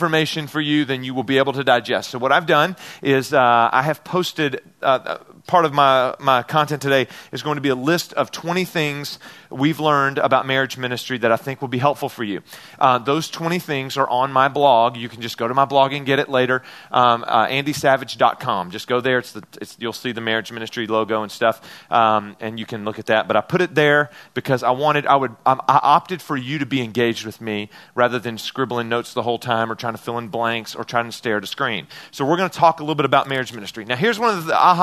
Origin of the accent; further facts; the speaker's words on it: Memphis, Tennessee, United States; I'm from Memphis, Tennessee